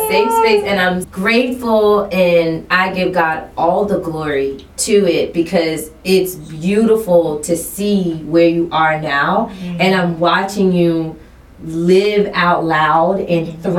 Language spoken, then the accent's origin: English; South Carolina, United States; I'm from South Carolina